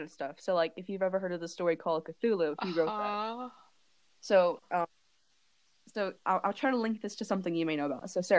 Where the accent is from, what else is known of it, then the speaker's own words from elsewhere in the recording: Wuhan, Hubei, China; now in United States; I did mention in the last episode that I am from Wuhan.